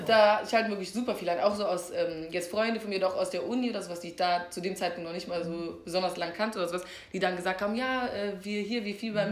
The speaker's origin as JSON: {"language": "German", "country": "Germany", "said": "man kommt aus Deutschland"}